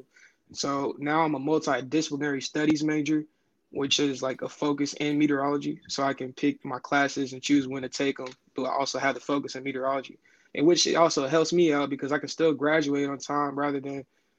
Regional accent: Fort Worth, Texas, United States; now in Oklahoma, United States; I'm from Fort Worth, Texas

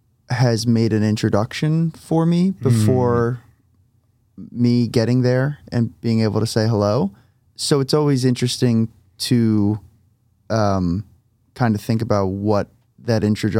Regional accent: New Jersey, United States; moved away; I'm from New Jersey, so the East Coast has been definitely something I'm looking forward to.

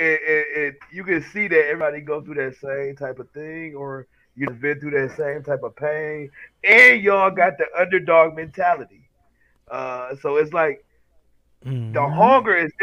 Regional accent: Detroit, Michigan, United States; I'm from Detroit. I'm from a big city

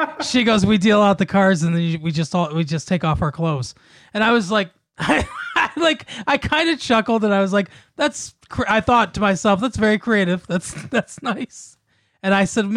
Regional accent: Michigan, United States; I'm from Michigan

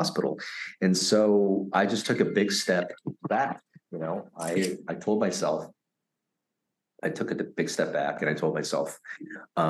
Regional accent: United States; also born or lived in Vietnam / Philippines; a kid growing up in America after surviving that boat journey

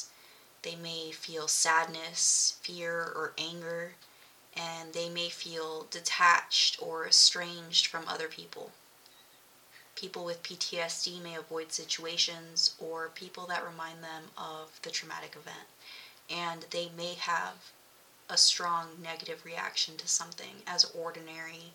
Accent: Milpitas, California, United States; I grew up in the Bay Area, California. Milpitas, to be exact

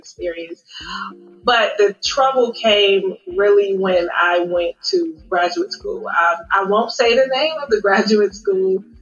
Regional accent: Cincinnati, Ohio, United States; moved away as an adult; also born or lived in Dayton, Ohio / Chicago; now in Dallas-Fort Worth, United States; a proud Midwesterner, because I am originally from Cincinnati, Ohio

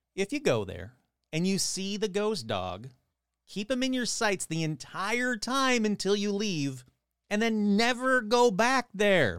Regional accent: Michigan, United States; my home state of Michigan

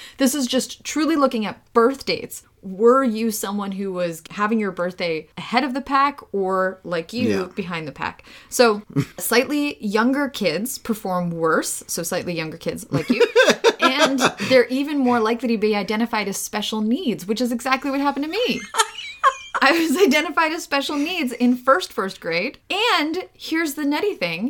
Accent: New York City, New York, United States; English is a second language; also born or lived in Ukraine; This was in Brooklyn. I started my educational experience in the U.S. I was born in Ukraine. I moved here and I started first grade for the first time.

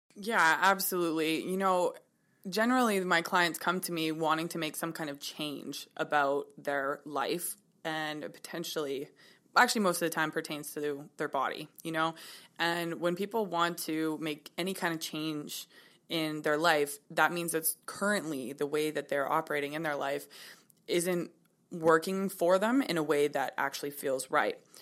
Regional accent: Kelowna, British Columbia, Canada; I was born in Kelowna. I'm twenty-eight

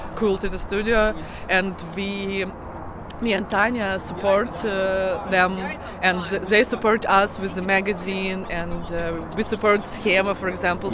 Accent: Kyiv, Ukraine; I'm from Kiev. I was born in the center of Kiev, uh, opposite from uh, Vladimirsky Cathedral, and I really love this city

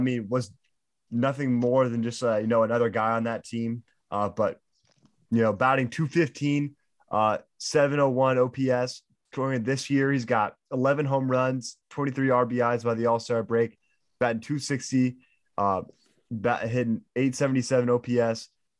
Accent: Florida, United States; I'm from Florida

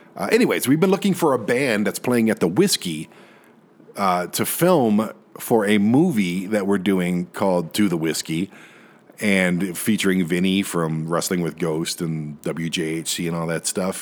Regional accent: Detroit, Michigan, United States; moved away as an adult; now in Colorado, United States; I'm from Detroit. I'm from Michigan. That is my home

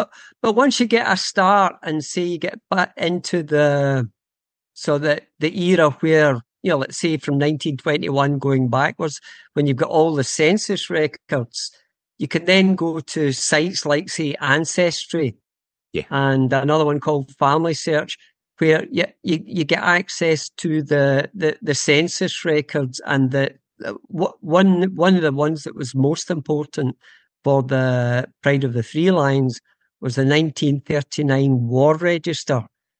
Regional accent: Scotland, United Kingdom; it was going to be a fairly easy process for me as a Scottish genealogist

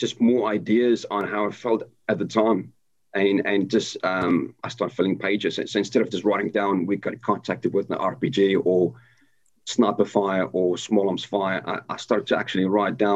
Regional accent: South Africa; moved away; born and raised in South Africa, and I left the country in 2000

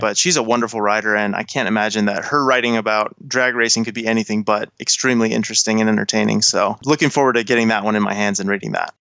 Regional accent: Colorado, United States; moved away as an adult; now in Los Angeles, United States; born and raised in Colorado, where I spent most of my time before I got this job

